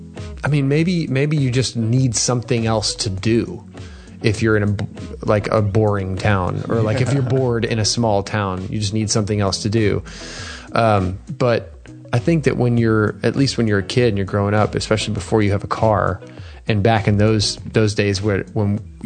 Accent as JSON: {"language": "English", "town": "Houston", "region": "Texas", "country": "United States", "tie": "born or raised there", "said": "I grew up in Houston, millions, like 2 million people at the time in the city limits, huh. And maybe more."}